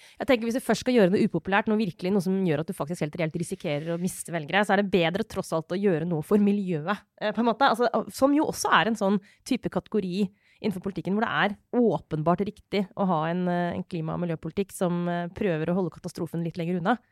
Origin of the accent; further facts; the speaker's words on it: Norway; der jeg kommer fra, liksom, i drabantbyen utafor Oslo